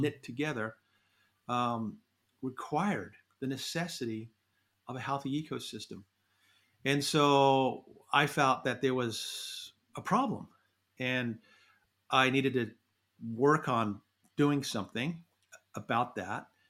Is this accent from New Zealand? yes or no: yes; New Zealand; moved away as an adult; now in United States; I grew up in New Zealand, went to university there